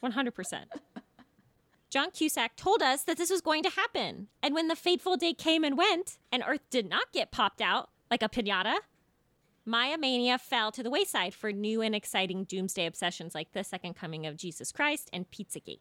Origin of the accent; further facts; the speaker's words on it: Folsom, California, United States; growing up in Folsom, California, which was a cow town at the time